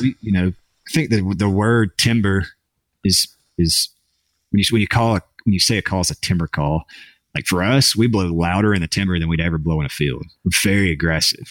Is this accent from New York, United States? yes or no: no; Jackson, Mississippi, United States; I'll be in my hometown next week